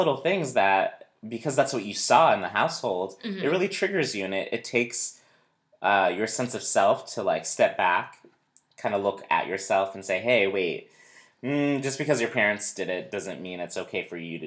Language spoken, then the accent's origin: English; New Hampshire, United States; I grew up in New Hampshire, very white, predominantly white community